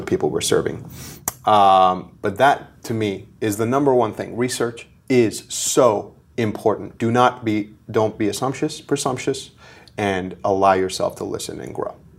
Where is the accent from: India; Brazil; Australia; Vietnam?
India; Mumbai, Maharashtra; born and raised in Bombay, in India